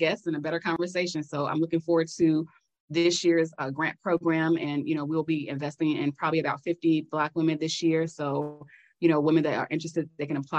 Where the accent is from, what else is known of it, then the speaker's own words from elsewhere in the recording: Chicago, Illinois, United States; we're both from Chicago